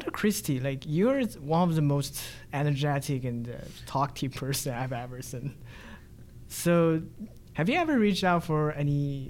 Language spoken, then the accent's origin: English; China; moved away; I come from China